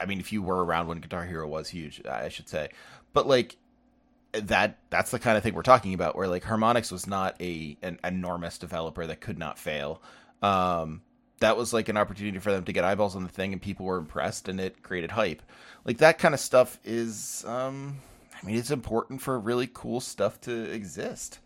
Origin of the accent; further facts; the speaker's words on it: United States; I'm an American.